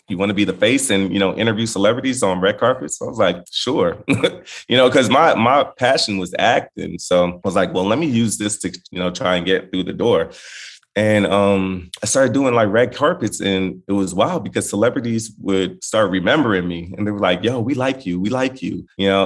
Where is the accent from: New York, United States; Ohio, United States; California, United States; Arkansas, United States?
California, United States; Inglewood; I was born in Inglewood